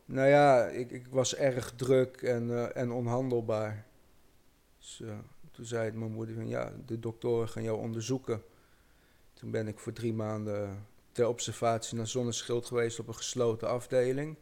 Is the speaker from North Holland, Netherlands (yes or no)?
no; Amersfoort, Utrecht, Netherlands; ik kom uit Amersfoort